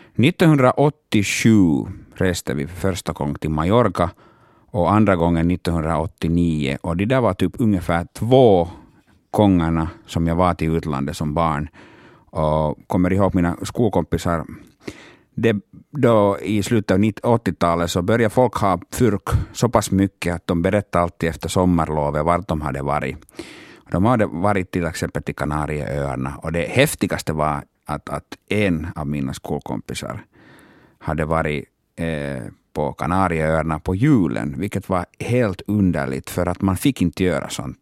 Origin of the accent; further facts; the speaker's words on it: Oulu, North Ostrobothnia, Finland; first language Finnish; Swedish is a second language; moved away; jag är hemma från Uleåborg och jag måste alltså tillbringa alla mina sommardagar där hemma i Uleåborg